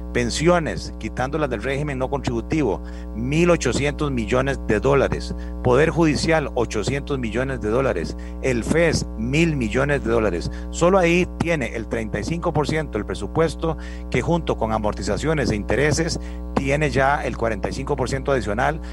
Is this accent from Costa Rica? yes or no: yes; Costa Rica; todos somos costarricenses